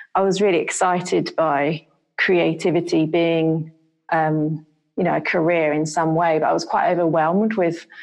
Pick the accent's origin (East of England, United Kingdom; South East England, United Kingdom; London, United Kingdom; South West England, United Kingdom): London, United Kingdom; moved away; I grew up in London